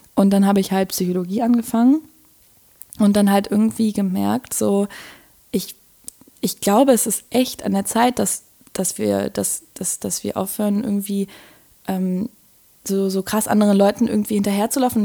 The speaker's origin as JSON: {"language": "German", "region": "Berlin", "country": "Germany", "tie": "born or raised there", "said": "Wir sind in Moabit sogar beide aufgewachsen"}